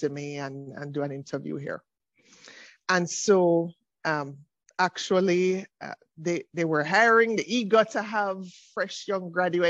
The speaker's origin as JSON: {"language": "English", "country": "Jamaica", "tie": "born or raised there", "also_born_or_lived": "Oxford, United Kingdom", "moved": "as an adult", "lives_now": "Trinidad and Tobago", "said": "In my home country of Jamaica. I'm a daughter of Jamaica."}